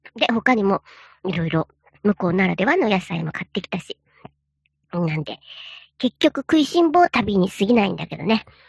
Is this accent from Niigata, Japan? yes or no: yes; Echigo, Niigata, Japan; now in Nagoya, Japan; 遠いふるさと